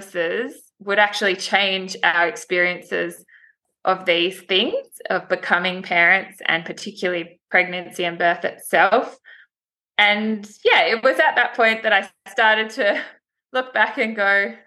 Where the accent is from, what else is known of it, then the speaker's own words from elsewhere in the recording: Sydney, New South Wales, Australia; also born or lived in Blue Mountains; I grew up in Sydney with my parents and my younger brother and sister.